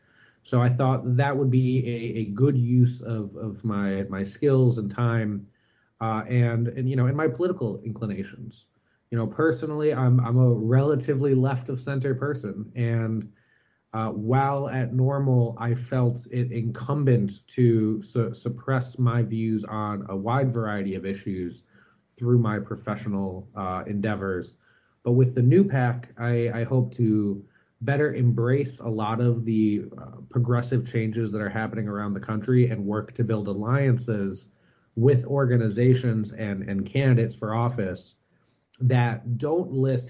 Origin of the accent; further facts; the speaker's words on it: Cleveland, Ohio, United States; moved away as an adult; I actually moved back to my hometown, Cleveland, Ohio